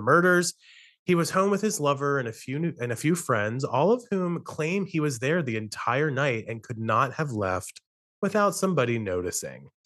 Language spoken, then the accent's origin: English; Western Maryland, United States; I grew up in Western Maryland where I'm living at the moment